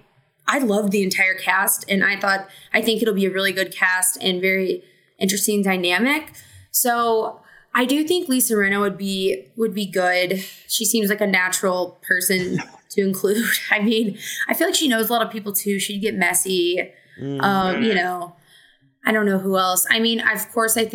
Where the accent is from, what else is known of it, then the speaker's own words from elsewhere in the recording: Southern Illinois, United States; I'm an Illinois girly and like a Southern Illinois girly. So it's Benton is like probably like an hour from my hometown